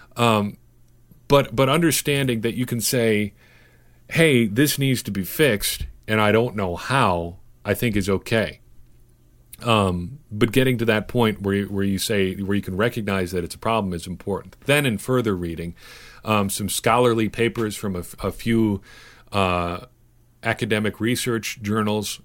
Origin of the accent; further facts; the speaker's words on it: Cedar Grove, Wisconsin, United States; I did not see a black person in my hometown until I was probably eight or nine years old